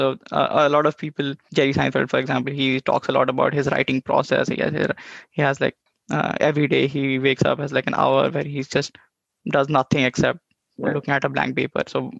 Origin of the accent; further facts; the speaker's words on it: India; now in United States; I said I'm from India